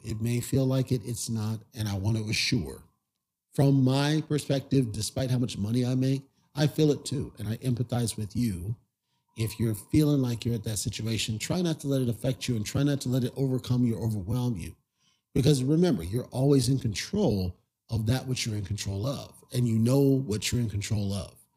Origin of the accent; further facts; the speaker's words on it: Southern California, United States; I grew up in Southern California where we didn't get snow